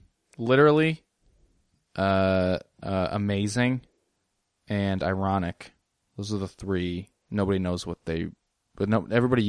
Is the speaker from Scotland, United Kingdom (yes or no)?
yes; Scotland, United Kingdom; it's like, I'm from Scotland.